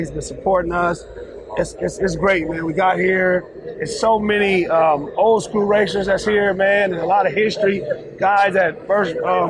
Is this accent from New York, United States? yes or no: no; California, United States; we are from California.